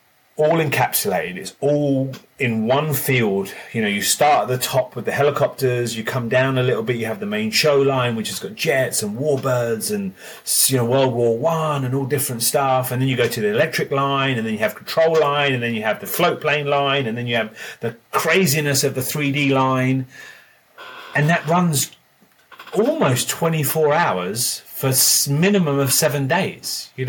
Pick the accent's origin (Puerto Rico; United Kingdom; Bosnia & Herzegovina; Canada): United Kingdom; England; moved away; Even when I came from England, it was with the Horizon team